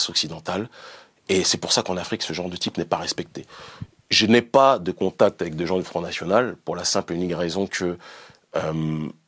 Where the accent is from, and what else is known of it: France; born or raised there; moved away; also born or lived in Benin